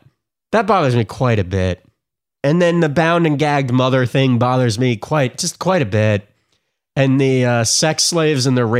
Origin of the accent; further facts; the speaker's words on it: New York, United States; born there; I'm not born in New Jersey. I was born in New York.